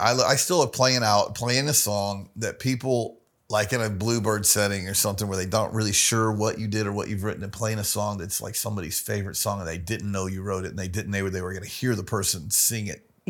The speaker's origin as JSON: {"language": "English", "region": "the South", "country": "United States", "said": "I'm from the South, Michelangelo."}